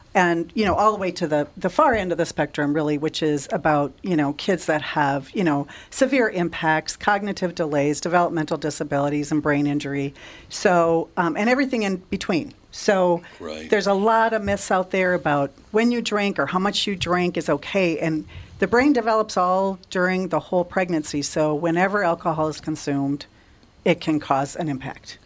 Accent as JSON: {"language": "English", "town": "Litchfield", "region": "Minnesota", "country": "United States", "tie": "born or raised there", "said": "I grew up in Litchfield, Minnesota"}